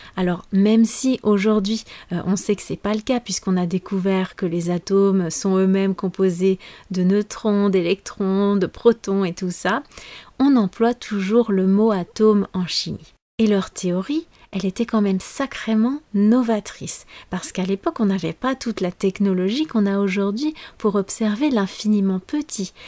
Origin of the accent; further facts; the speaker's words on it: France; je suis française